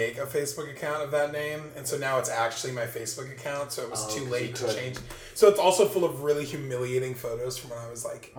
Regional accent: New Orleans, Louisiana, United States; I'm from New Orleans

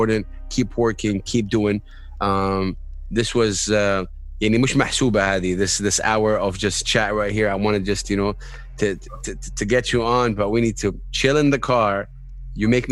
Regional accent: Jeddah, Makkah Province, Saudi Arabia; also born or lived in Medina; I'm originally from Medina. I grew up in Jeddah

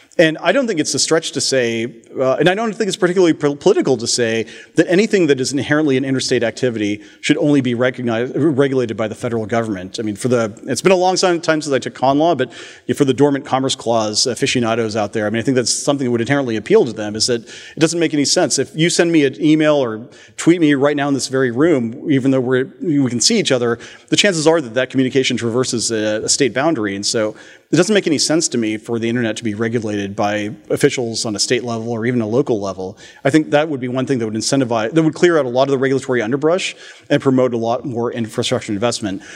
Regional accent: Palo Alto, California, United States; from Palo Alto

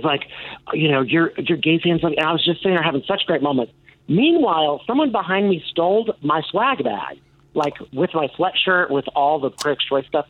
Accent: Chicago, Illinois, United States; I'm from Chicago

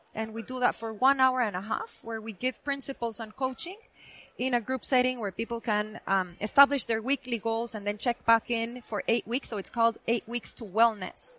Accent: Guatemala; moved away as an adult; now in United States; I was born and raised in Guatemala

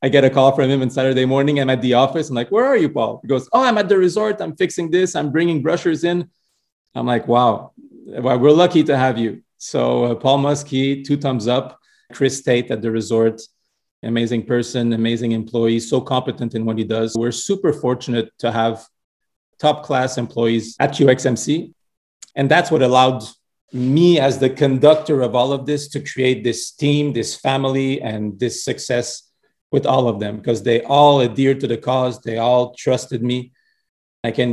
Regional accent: Montreal, Quebec, Canada; I was born and raised in Montreal from Portuguese parents

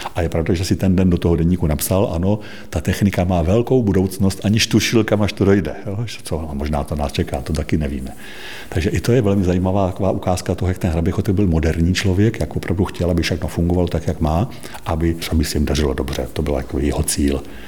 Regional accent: Hustopeče, South Moravian Region, Czechia; moved away as an adult; now in Velké Březno, Czech Republic; já jsem se narodil v Hustopečích u Brna

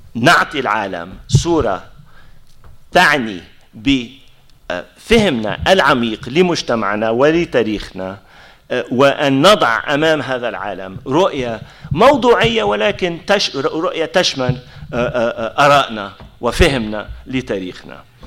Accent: Palestine; إحنا كفلسطينيين

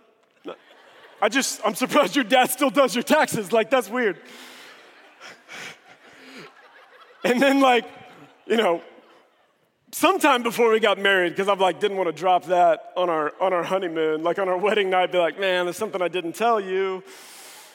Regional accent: Springfield, Missouri, United States; now in Dallas, United States; I grew up in Springfield, Missouri

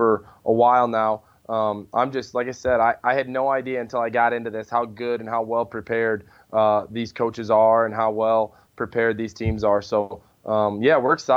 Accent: the Midwest, central Illinois, United States; moved away; I'm from the Midwest, and it's only 3 hours from home. In the central Illinois, it's 3 hours from the suburbs

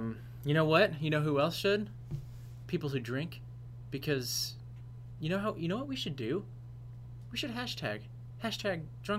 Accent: United States; I'm an American.

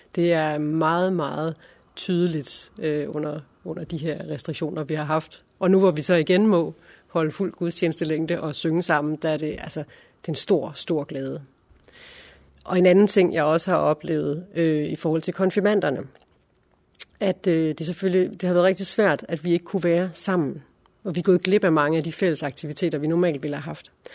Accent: Silkeborg, Central Denmark Region, Denmark; moved away as an adult; also born or lived in Berlin; Jeg er født i Funder, uden for Silkeborg øh, i 1978 og øh, gik i skole, i og Skole. Øh, og senere øh, gik jeg på HF i Silkeborg og boede der øh, indtil 1999

